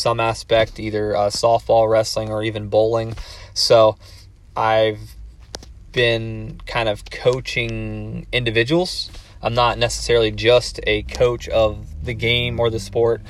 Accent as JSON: {"language": "English", "town": "Circleville", "region": "Ohio", "country": "United States", "said": "I'm from Circleville, Ohio"}